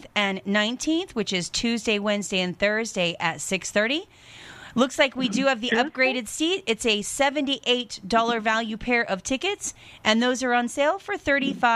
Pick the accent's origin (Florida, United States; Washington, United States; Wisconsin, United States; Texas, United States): Washington, United States; Centralia; moved away; I grew up in this area, Centralia, Chehalis, Napa Vine.